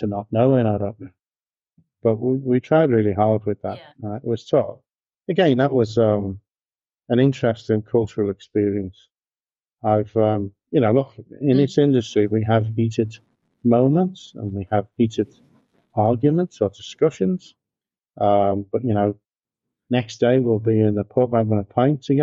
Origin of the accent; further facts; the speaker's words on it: Liverpool, North West England, United Kingdom; moved away as an adult; also born or lived in Birmingham; now in United States; Liverpool, which is my hometown